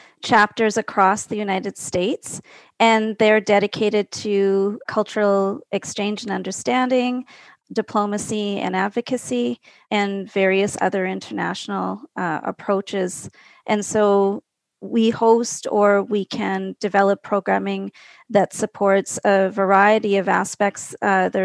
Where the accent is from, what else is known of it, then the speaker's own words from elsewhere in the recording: Calgary, Alberta, Canada; So I'm from Calgary in Alberta, Canada, and I grew up 2.5 hours from the big city I'm in a small ranching community